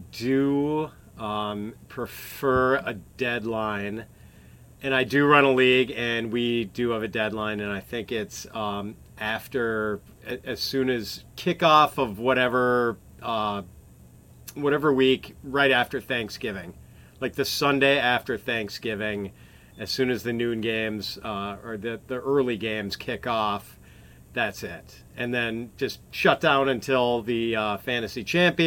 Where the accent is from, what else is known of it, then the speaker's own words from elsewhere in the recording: Wisconsin, United States; I'm a Wisconsin boy